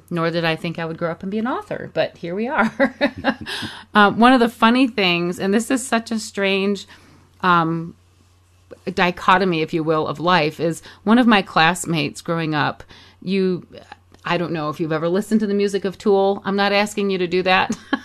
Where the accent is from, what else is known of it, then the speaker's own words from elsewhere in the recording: Michigan, United States; I grew up in Michigan